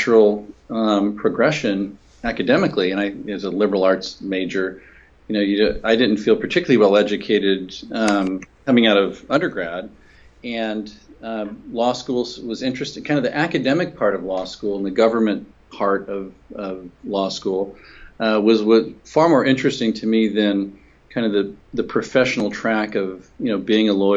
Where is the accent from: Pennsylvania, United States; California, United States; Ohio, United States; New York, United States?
California, United States; Senator Alan Cranston, who was my home state senator from California